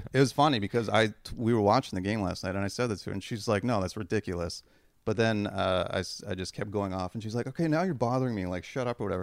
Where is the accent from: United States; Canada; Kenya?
Canada; I'm fucking Canadian